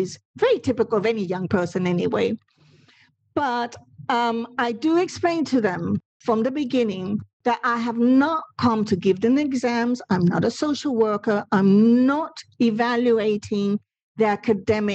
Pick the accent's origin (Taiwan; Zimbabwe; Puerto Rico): Puerto Rico; first language Spanish; English is a second language; moved away; I did a secondary school, not in this country, but in Puerto Rico, and in the Spanish language